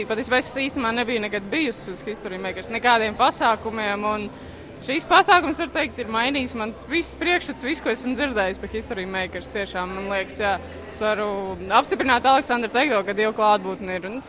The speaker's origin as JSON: {"language": "Latvian", "region": "Liepāja", "country": "Latvia", "said": "no Liepājas."}